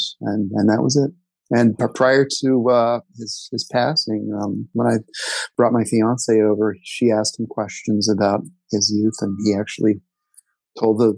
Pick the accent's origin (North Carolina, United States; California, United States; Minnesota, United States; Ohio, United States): Ohio, United States; Dayton; now in Washington, D.C., United States; we grew up in Dayton, Ohio